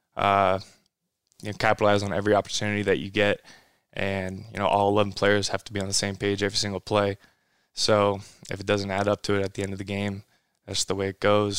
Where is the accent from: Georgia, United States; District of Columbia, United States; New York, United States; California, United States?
California, United States; Modesto; now in Los Angeles, United States; I'm from Northern California